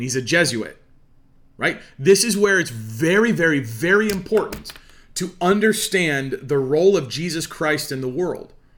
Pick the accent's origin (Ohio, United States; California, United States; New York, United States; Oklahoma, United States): Oklahoma, United States; Oologah; I'm, you know, from Ulaga